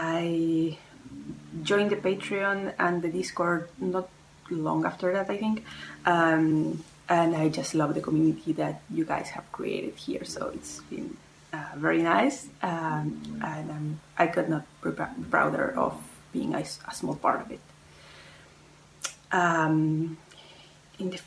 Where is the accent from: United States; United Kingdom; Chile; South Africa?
Chile; moved away as an adult; now in France; I was born in Chile, but I moved to France a couple of years ago.